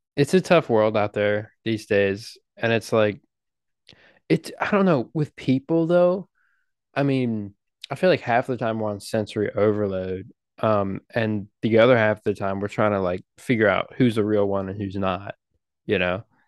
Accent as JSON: {"language": "English", "country": "United States", "said": "we're American"}